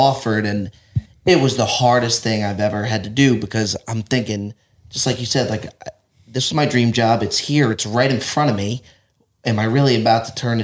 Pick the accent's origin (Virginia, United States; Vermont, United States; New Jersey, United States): New Jersey, United States; moved away as an adult; now in Los Angeles, United States; I was born and raised in Jersey